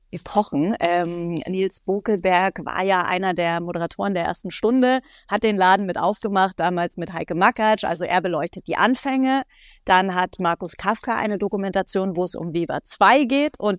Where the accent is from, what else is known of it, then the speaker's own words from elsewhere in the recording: India; Ich so, ja, Leute, ich spreche nur kein Spanisch, ich bin Inderin.